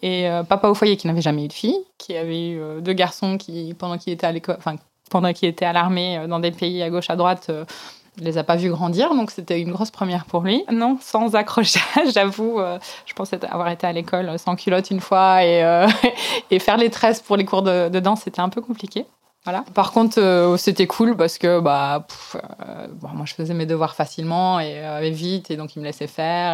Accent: Belgium; J'ai été élevée dans un tout petit village euh, en Belgique

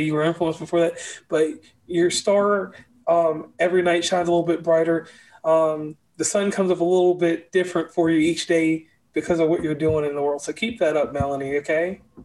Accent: Lynchburg, Virginia, United States; now in West Virginia, United States; I live in West Virginia, but I'm from Virginia

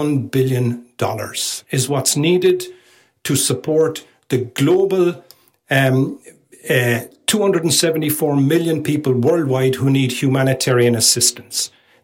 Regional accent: Ireland; The rest is bad luck, which hopefully, being Irish, I won't get too much of that on me, you know.

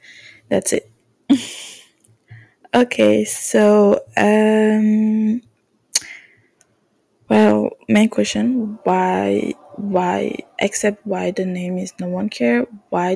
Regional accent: Canada; English is a second language; I'm French Canadian, so my accent might not be the best

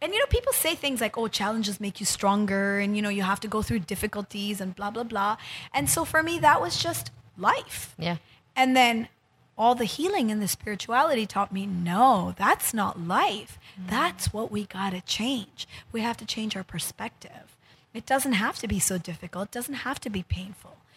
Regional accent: Japan; moved away as an adult; also born or lived in United States / New York City; now in Philippines; I grew up in Japan. And um, I went to college in the U.S.

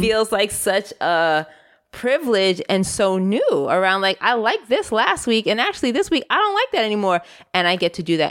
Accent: New York City, New York, United States; i grew up also in New York City in the Bronx

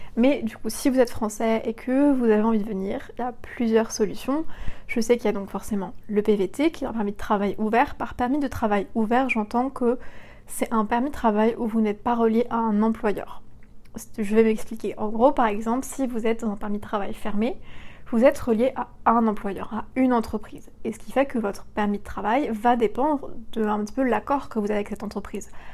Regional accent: western France, France; moved away as an adult; now in Montreal, Canada; je viens de l'ouest de la France

